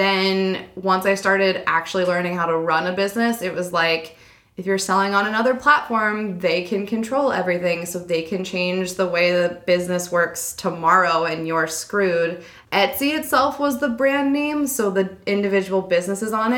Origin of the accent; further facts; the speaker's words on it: Pennsylvania, United States; I grew up in Pennsylvania.